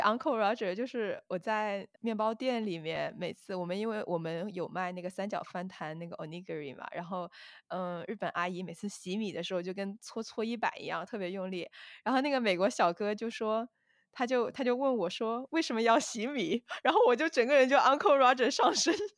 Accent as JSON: {"language": "Chinese", "region": "southern China", "country": "China", "moved": "as an adult", "said": "我作为一个南方人"}